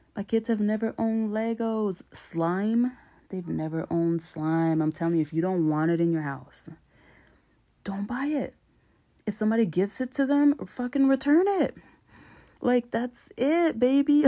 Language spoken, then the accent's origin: English; New York, United States; I'm from New York